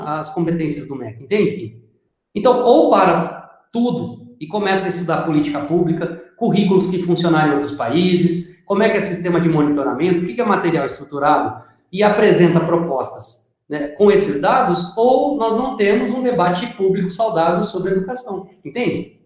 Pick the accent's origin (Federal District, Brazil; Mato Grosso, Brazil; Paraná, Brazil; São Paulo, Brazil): Paraná, Brazil; Eu sou do Paraná, mas o pessoal fala que eu sou mineiro